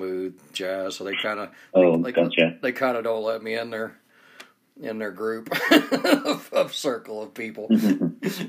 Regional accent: Atlanta, Georgia, United States; now in Salt Lake City, United States; I'm from Atlanta, Georgia

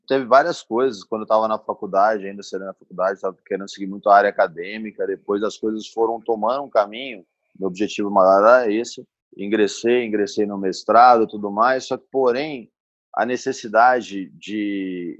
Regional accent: Bauru, São Paulo, Brazil; moved away as an adult; now in Ribeirão Preto, Brazil; Eu vim para Ribeirão Preto, sou de Bauru

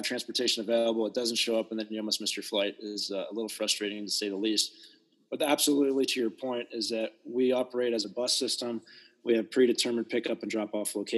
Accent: East Coast, United States; also born or lived in Southern California / Northern California; now in South Dakota, United States; I grew up on the East Coast in relatively larger cities

